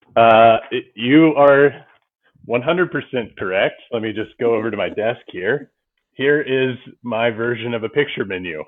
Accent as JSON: {"language": "English", "region": "Ohio", "country": "United States", "tie": "born or raised there", "moved": "as an adult", "said": "I was born in Ohio and grew up on a farm"}